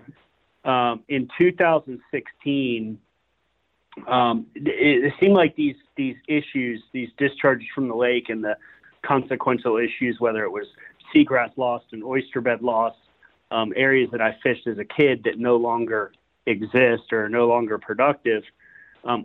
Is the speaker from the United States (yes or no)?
yes; Sanibel, Florida, United States; born and raised in Southwest Florida, I grew up on Sanibel Island